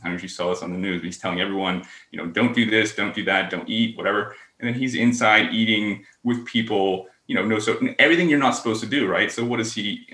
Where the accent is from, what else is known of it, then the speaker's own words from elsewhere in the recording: Pennsylvania, United States; growing up in Pennsylvania